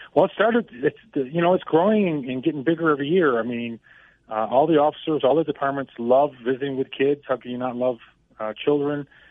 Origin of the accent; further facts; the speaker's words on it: Buffalo, New York, United States; moved away as an adult; now in Colorado, United States; my hometown of Buffalo, New York